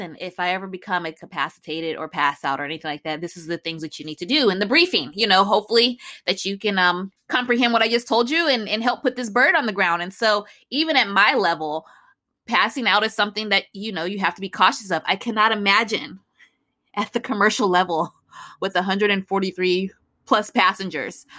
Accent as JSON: {"language": "English", "town": "Chicago", "region": "Illinois", "country": "United States", "said": "I'm also from Chicago"}